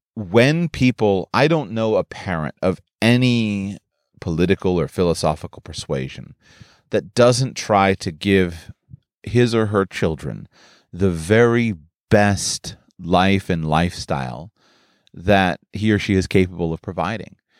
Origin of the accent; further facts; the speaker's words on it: United States; I grew up in the United States of America